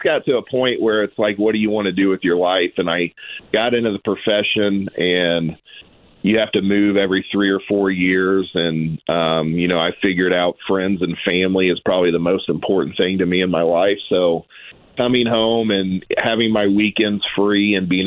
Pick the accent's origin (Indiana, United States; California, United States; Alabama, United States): Indiana, United States; Noblesville; we're from Noblesville.